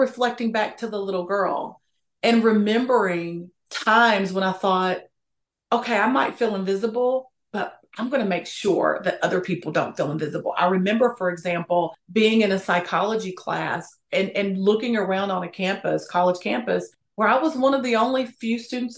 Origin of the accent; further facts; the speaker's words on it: Appalachia, United States; I'm from Appalachia, which is very important to me.